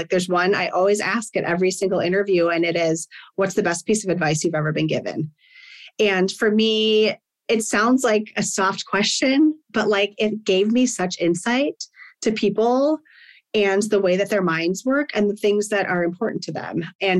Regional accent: Midwest, United States; And like, I'm from the Midwest and I feel like work ethic there is just like, when I'm hiring, like if you're from the Midwest, I'm kind of like, okay, like let's go. I don't know. There's just something about where I grew up

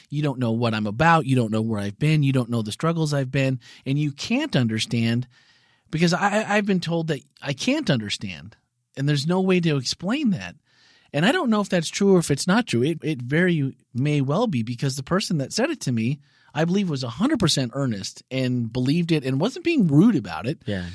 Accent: Green Bay, Wisconsin, United States; moved away as an adult; was born and raised in Titletown, Wisconsin, Green Bay, Wisconsin. Yep. 29 years lived there

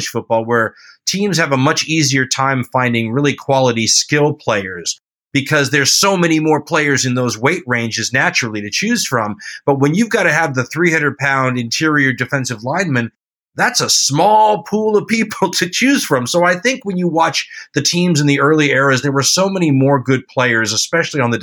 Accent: Los Angeles, California, United States; growing up in Los Angeles

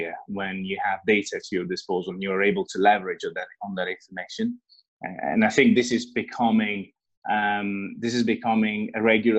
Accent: Italy; moved away as an adult; I was born in Italy, and that's where I got my education and where I got my first work experiences

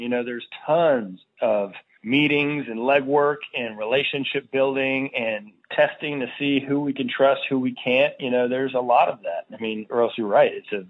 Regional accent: Virginia, United States; In my hometown here in Virginia, they say the same thing.

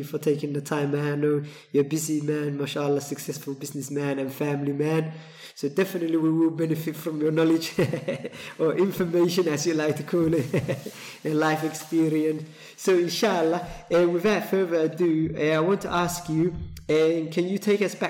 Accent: London, United Kingdom; I know London quite well because I grew up in East London.

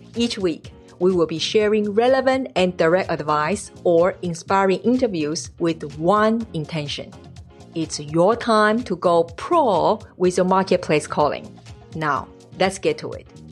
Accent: Taiwan; moved away; I'm originally from Taiwan

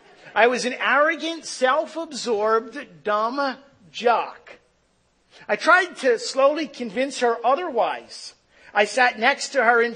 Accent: Philadelphia, Pennsylvania, United States; I was born in Philadelphia

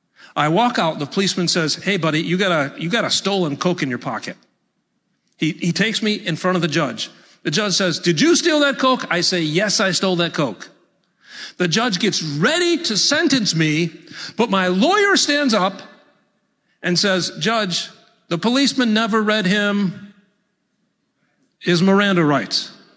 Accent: New York, United States; Hey, in my opinion, I'm from Central New York, and we just speak plain English there. I got no accent.

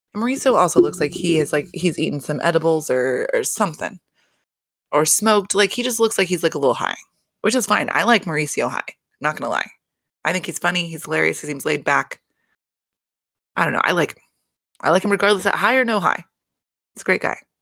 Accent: California, United States; moved away; I am from California. I have family that still lives in California

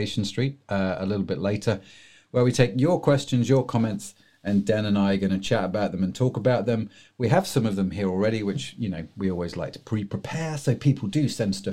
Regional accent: England, United Kingdom; being English

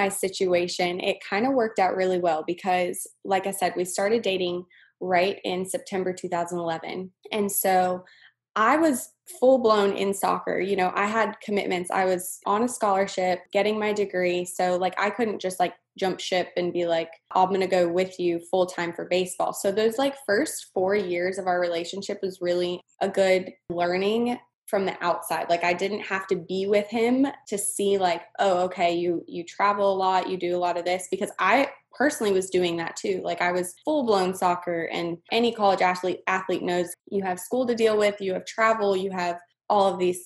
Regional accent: Colorado, United States; moved away as an adult; also born or lived in Eugene, Oregon; now in Lake Charles, United States; I was born and raised in Colorado

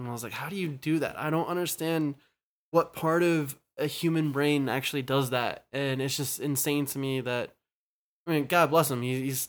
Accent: Southern Maryland, United States; I grew up in Southern Maryland

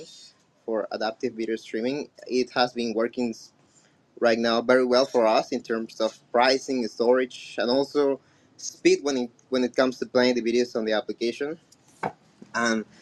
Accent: Colombia; first language Spanish; English is a second language; I'm from Colombia

